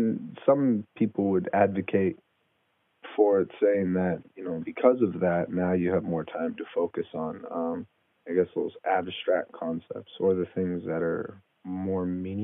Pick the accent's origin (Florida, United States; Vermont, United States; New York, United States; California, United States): California, United States; San Francisco; moved away; also born or lived in Idaho; I grew up in San Francisco, and then I got moved to a town of 300 in Idaho.